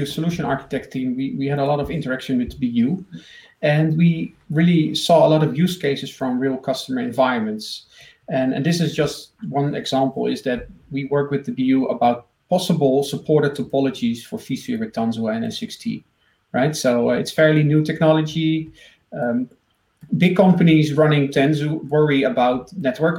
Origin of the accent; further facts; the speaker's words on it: Netherlands; I'm from the Netherlands.